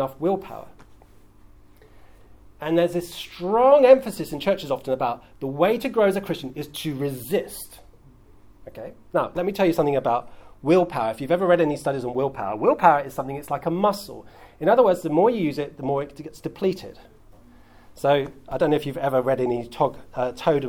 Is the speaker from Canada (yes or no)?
no; United Kingdom; as a British person